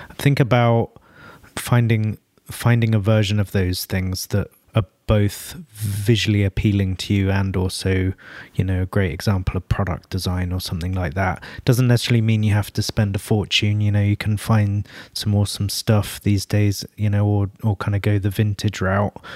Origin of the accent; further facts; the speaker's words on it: London, United Kingdom; North London originally. So, kind of supporting my hometown roots as well